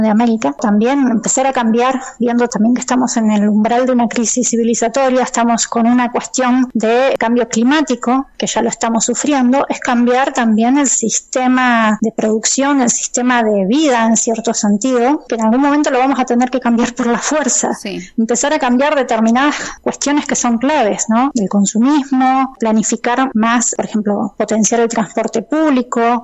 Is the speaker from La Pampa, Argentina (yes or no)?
yes; Santa Rosa, La Pampa, Argentina; moved away as an adult; now in Bahía Blanca, Argentina; yo soy, nací en Santa Rosa, eh, después eh, por distintas cuestiones me fui, bueno, me fui en realidad para estudiar y después me vine acá a Bahía Blanca